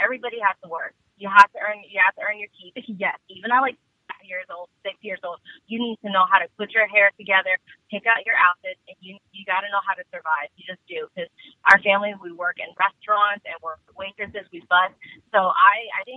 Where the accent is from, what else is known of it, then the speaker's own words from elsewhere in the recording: Washington, District of Columbia, United States; also born or lived in Vietnam; now in Georgia, United States; But I grew up in D.C. D.C. is my hometown